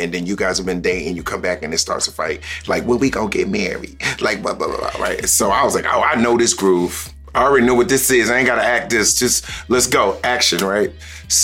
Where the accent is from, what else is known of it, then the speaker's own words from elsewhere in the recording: New Jersey, United States; now in Los Angeles, United States; I'm from Jersey, and I went back to see my family